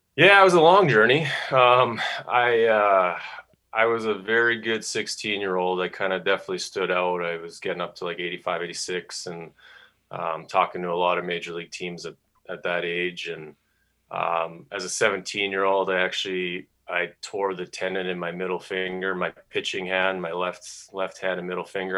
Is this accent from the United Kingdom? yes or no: no; Calgary, Alberta, Canada; moved away as an adult; also born or lived in California / Idaho / Kentucky; three years with the Calgary Vipers. My hometown was was pretty special